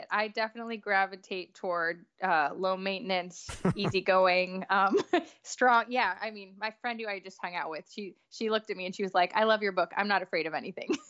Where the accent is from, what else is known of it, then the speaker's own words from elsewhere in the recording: New York, United States; now in Nashville, United States; so you know I grew up in New York